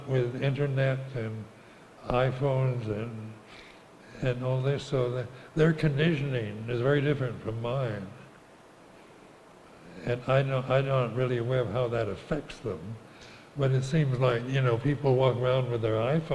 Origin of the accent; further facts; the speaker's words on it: United States; moved away as an adult; also born or lived in Thailand; I was brought up as an American